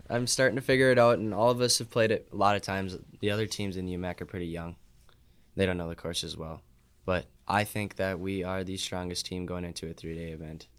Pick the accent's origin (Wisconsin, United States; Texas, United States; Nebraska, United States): Wisconsin, United States; Superior; I play at Nemanja as my home course 'cause I'm from Superior